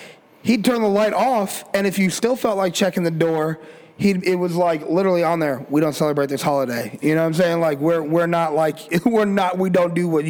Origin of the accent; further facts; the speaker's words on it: Colorado, United States; We grew up in Colorado